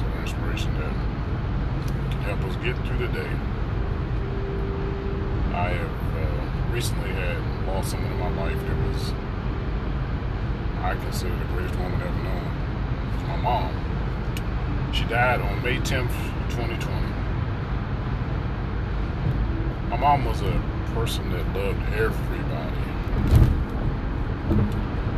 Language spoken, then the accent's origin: English; the South, United States; moved away; also born or lived in the North (US); I grew up in the South